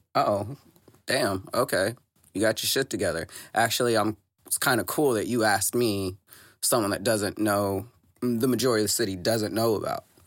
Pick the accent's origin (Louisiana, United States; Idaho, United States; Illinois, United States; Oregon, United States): Illinois, United States; Southern; now in Saint Louis, United States; I'm from the Illinois side.